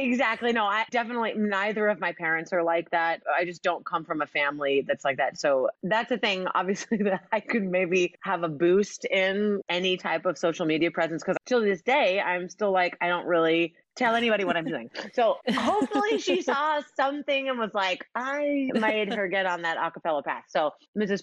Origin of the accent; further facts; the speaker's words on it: Oklahoma, United States; I'm from Oklahoma